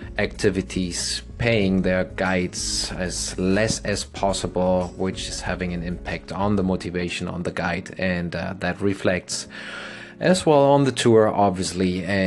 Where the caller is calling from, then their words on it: Playa del Carmen, Quintana Roo, Mexico; English is a second language; Playa del Carmen, beautiful town, which I'm calling my hometown now since 6 years.